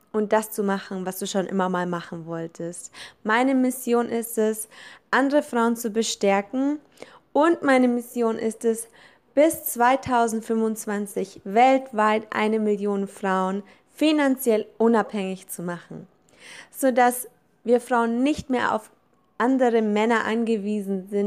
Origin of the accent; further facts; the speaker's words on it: Kaufbeuren, Bavaria, Germany; born there; ich bin Deutsch-Italienerin, geboren in Deutschland, im süßen kleinen Allgäu in Kaufbeuren, um ganz genau zu sein.